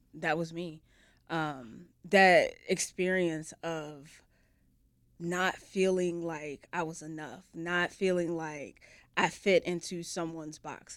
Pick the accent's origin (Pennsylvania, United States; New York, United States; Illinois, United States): Illinois, United States; Chicago; I was born here in Chicago